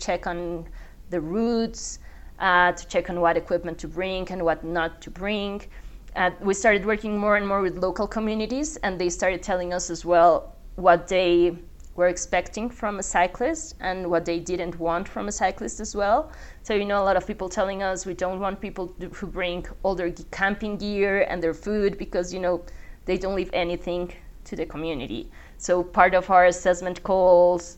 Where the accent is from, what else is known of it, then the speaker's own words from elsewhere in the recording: Bogota, Colombia; also born or lived in France / Singapore; I am from Bogota. I was born and raised here